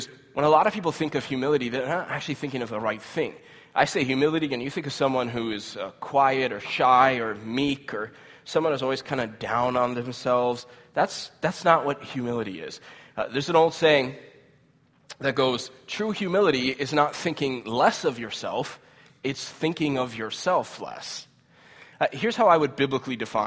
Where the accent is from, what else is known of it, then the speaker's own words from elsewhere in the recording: United States; as American Christians